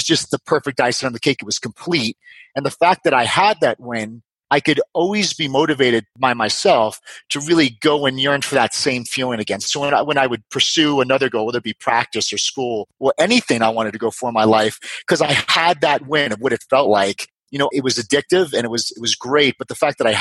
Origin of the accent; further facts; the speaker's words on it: New York, United States; I grew up in New York